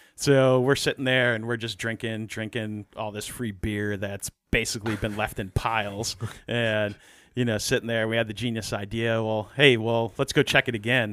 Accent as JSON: {"language": "English", "region": "New York", "country": "United States", "tie": "born or raised there", "said": "growing up in New York"}